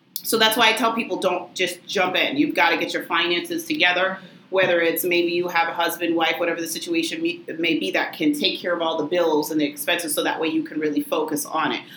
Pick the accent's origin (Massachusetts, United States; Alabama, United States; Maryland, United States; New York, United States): Massachusetts, United States; Lynn; also born or lived in Tewksbury; I was born and raised in Lynn. Um, so, I'd say lifelong Linner.